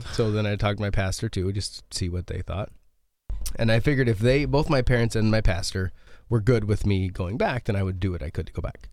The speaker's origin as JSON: {"language": "English", "town": "Tenmile", "region": "Oregon", "country": "United States", "tie": "born or raised there", "said": "I grew up in the small town called Ten Mile called Ten Mile, Oregon"}